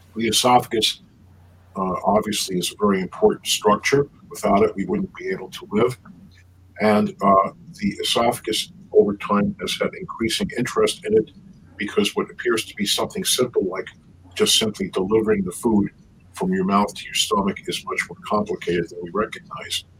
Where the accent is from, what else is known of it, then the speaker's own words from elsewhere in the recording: New York City, New York, United States; also born or lived in Buffalo, New York / Brussels, Belgium; I was born in the Bronx, in New York, and uh, grew up in the Bronx and Queens